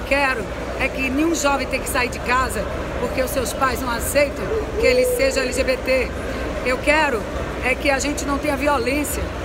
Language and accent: Portuguese; Brazil; eu sou brasileira, me orgulho dos símbolos nacionais